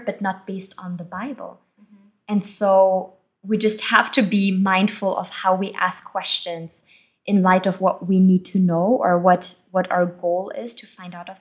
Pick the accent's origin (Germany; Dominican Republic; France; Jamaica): Germany; moved away; I was born and I grew up in Germany.